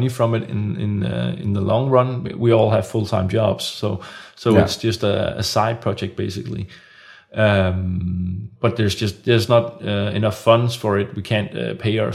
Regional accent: Copenhagen, Capital Region of Denmark, Denmark; I'm from Copenhagen

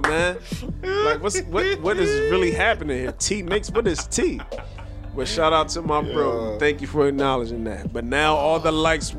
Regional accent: Trenton, New Jersey, United States; I'm from Jersey, Trenton, Jersey, to be exact.

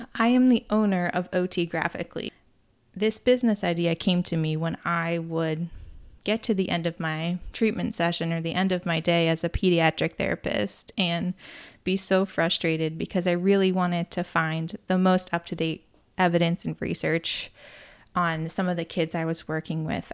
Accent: near Cape Cod, Massachusetts, United States; I grew up near Cape Cod

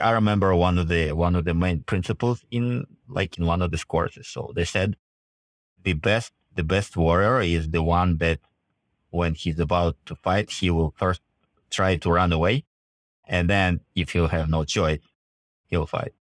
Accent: Russia; moved away as an adult; also born or lived in Kyiv, Ukraine / Israel / Canada; at the age of two, My mom and me, we moved to, um, Crocodile Mountain, a Russian part of Crocodile Mountain. So we literally, we were living in the mountains.

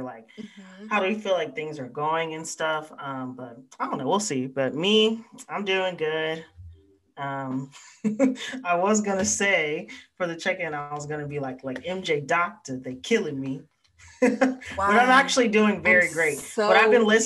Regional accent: the American South, United States; accent: Black Southern English; I'm Black, Southern, English

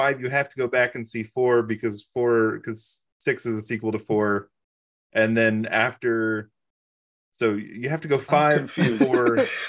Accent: California, United States; moved away; I grew up largely in California.

